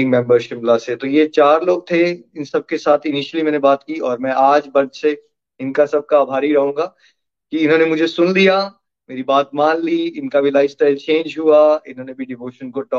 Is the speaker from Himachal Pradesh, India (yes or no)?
yes; Chamba, Himachal Pradesh, India; also born or lived in Australia; 1981 में मैं चंबा हिमाचल प्रदेश में बड़ा हुआ था गुड मिडिल क्लास फैमिली और फिर खुशी की तलाश में पढ़ाई के लिए चंडीगढ़ मणिपाल ऑस्ट्रेलिया ऐसा होता रहा मेरे साथ